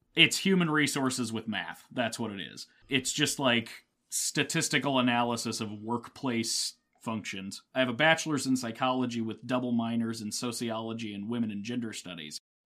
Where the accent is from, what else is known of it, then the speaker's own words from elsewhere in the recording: Midwest, United States; I am the heart and soul of Midwest